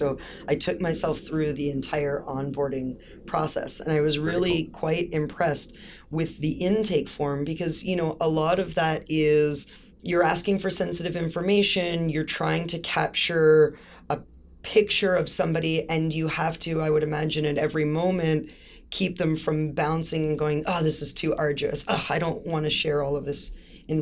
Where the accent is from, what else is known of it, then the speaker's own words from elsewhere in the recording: Toronto, Ontario, Canada; I'm from Toronto